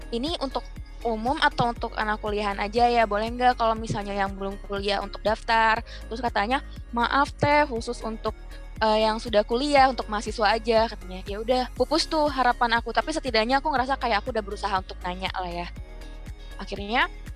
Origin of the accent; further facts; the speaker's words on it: Bangka Belitung Islands, Indonesia; seorang gadis biasa dari, dari Belitung gitu dari pelosok pencil